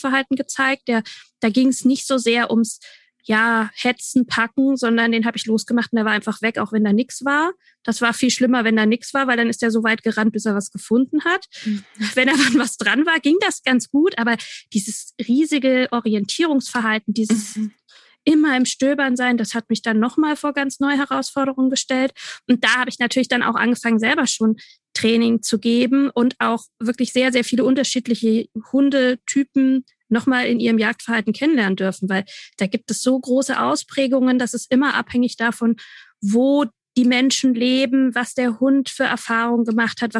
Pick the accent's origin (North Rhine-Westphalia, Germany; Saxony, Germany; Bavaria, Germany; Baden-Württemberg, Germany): Bavaria, Germany; Ich komme aus Franken.